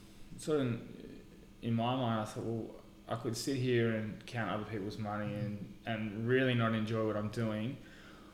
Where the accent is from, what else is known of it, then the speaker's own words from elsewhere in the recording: Echuca, Victoria, Australia; I was born and raised here in Echuca, born in the Echuca Hospital